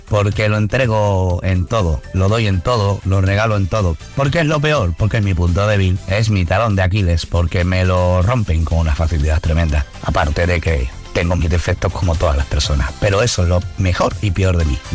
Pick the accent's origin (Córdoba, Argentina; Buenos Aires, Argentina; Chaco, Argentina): Buenos Aires, Argentina; Hola amigos, soy … de Buenos Aires, Argentina.